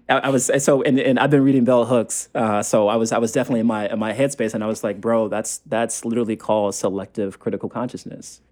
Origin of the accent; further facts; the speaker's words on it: the South, United States; the person that I was growing up in the South